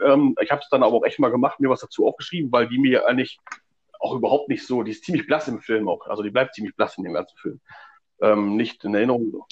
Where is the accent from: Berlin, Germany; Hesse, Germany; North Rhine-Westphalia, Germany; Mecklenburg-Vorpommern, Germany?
North Rhine-Westphalia, Germany; Stemwede; ich komme aus äh, Stemwede, ähm, das ist irgendwo am Arsch der Welt.